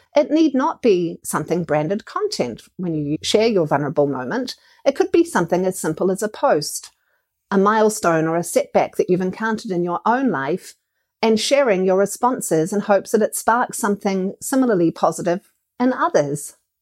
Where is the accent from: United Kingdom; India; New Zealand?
New Zealand; As a New Zealander and as an entrepreneur